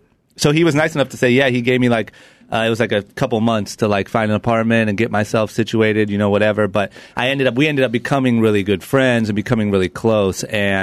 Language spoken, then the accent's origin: English; Akron, Ohio, United States; moved away as an adult; now in Los Angeles, United States; when I was 18, growing up in Akron, Ohio, I knew quickly that there was nothing in Akron, Ohio at all or for me. So I moved to L.A.